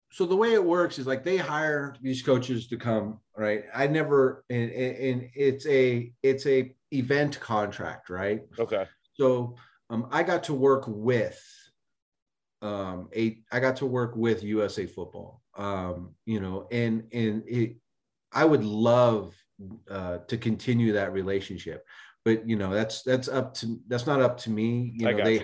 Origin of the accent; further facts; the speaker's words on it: Bay Area, California, United States; born and raised in the Bay Area